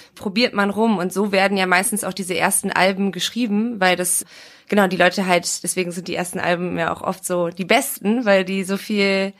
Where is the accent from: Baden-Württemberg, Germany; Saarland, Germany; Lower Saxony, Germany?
Lower Saxony, Germany; Oldenburg; moved away; wir waren in Oldenburg, also quasi in meiner Heimat